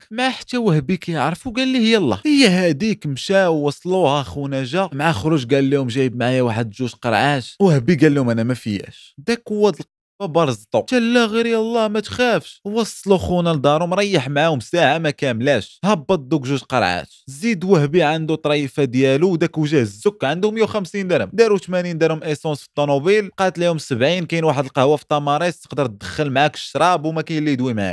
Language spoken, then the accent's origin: Arabic; Morocco